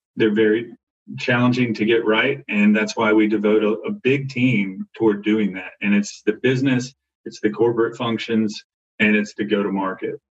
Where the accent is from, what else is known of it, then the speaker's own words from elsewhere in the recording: Arkansas, United States; I grew up in Arkansas